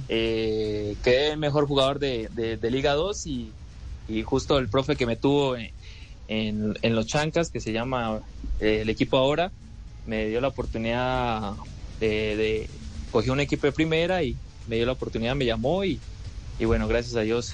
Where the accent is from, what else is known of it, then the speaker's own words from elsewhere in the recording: Colombia; now in Peru; mi tierra eh, y bueno, en Colombia